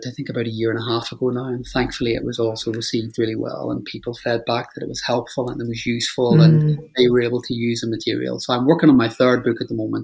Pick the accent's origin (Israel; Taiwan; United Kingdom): United Kingdom; Northern Ireland; moved away; I grew up in Northern Ireland